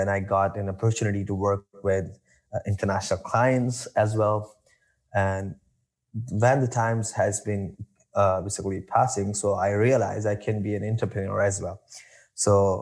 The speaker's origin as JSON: {"language": "English", "town": "Karachi", "region": "Sindh", "country": "Pakistan", "tie": "born or raised there", "said": "I'm from Pakistan, and actually, I'm living in Karachi"}